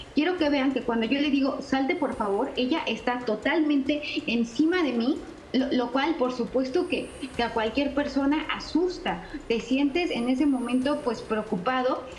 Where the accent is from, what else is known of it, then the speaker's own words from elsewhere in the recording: Mexico; los mexicanos somos especialmente cálidas, los mexicanos somos personas que damos la bienvenida